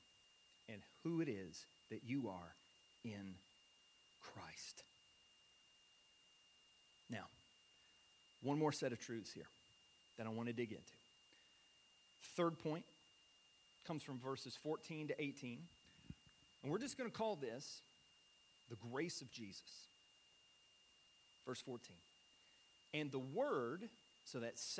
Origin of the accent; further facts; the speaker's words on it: United States; I'm an American